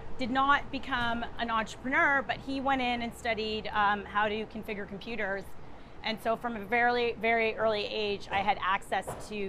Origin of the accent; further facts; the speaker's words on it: Ottawa, Ontario, Canada; born there; So I was born in Ottawa, Ontario.